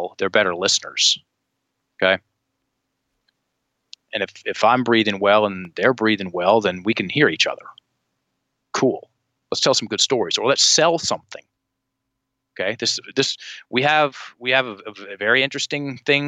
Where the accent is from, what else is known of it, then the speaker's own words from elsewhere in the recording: Richmond, Virginia, United States; Richmond, my hometown